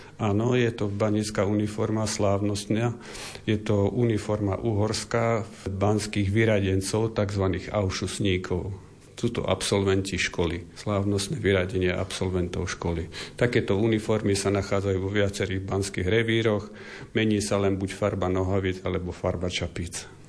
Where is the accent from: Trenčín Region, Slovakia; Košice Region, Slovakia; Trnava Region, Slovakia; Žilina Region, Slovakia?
Košice Region, Slovakia; Smolník; som rodák zo Smolníka a bývame v Smolníku na východe Slovenska